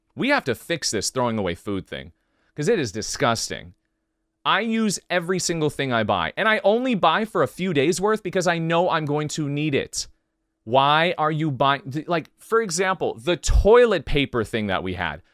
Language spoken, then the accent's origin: English; United States; I'm from the United States